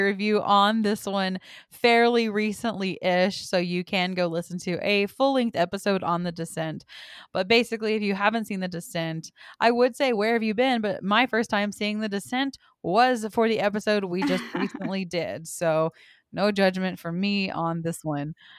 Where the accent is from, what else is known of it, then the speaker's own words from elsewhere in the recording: Texas, United States; I'm from Texas.